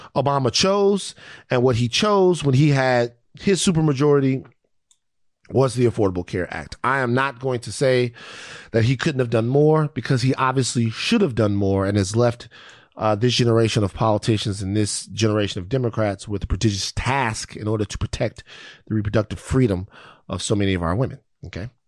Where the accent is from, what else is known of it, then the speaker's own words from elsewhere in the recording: Baton Rouge, Louisiana, United States; I'm from South Baton Rouge